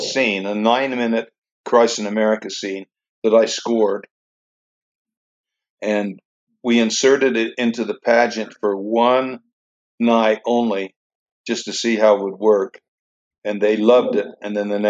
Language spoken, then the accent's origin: English; Richfield, Utah, United States; I grew up in Richfield, just down the street from Manti